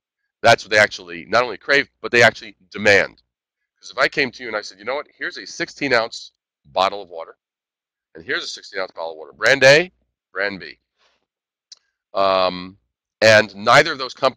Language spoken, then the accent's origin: English; New York City, New York, United States; moved away; also born or lived in Midwest; I'm a native New Yorker. I'm originally from Brooklyn.